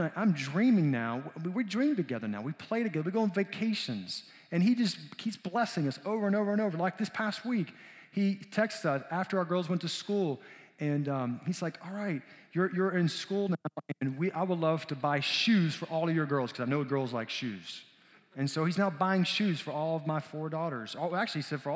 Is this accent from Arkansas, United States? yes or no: yes; South Arkansas, United States; also born or lived in Peru; we moved back to my home state of Arkansas